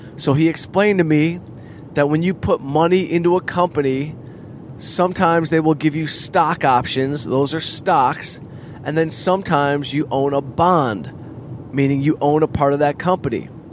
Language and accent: English; Southfield, Michigan, United States; moved away as an adult; also born or lived in Arizona; So growing up in Southfield was very middle class, working class in some parts of Southfield